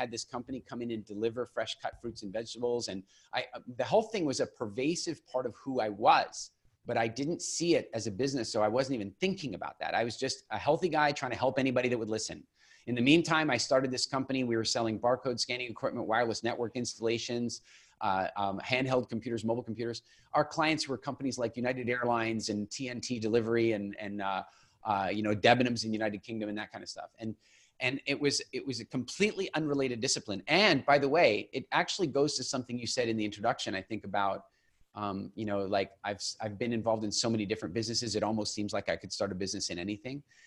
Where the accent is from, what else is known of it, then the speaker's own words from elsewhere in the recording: Eastern Canada, Canada; moved away as an adult; also born or lived in England; I grew up in Eastern Canada